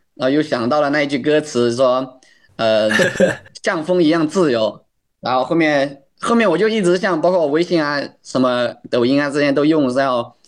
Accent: Guizhou, China; 我是来自贵州的一名选手

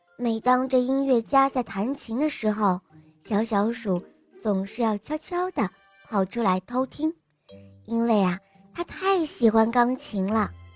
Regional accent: Nanjing, Jiangsu, China; 我今年四岁了，我来自南京

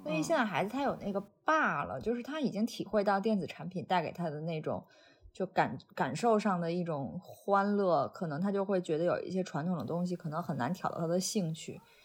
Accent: Weihai, Shandong, China; now in United Kingdom; 我小的时候是在山东海边儿

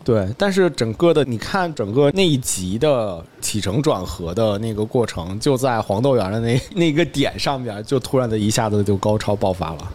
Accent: China; 我们中国人

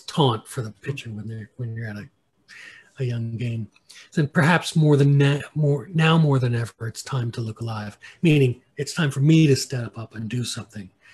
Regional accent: United States; I'm an American

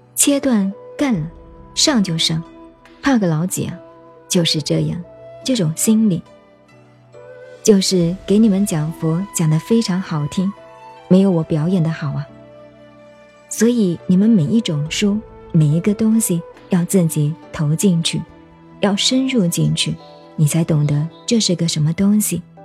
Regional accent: China; 你我都是中国人，讲中国话给你听

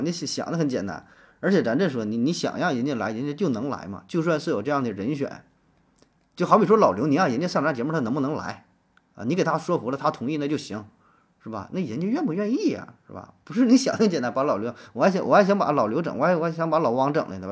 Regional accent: China; 我们中国人

